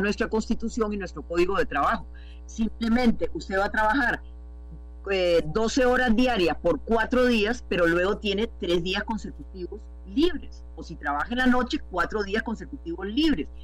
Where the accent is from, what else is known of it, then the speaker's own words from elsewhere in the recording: Costa Rica; como costarricenses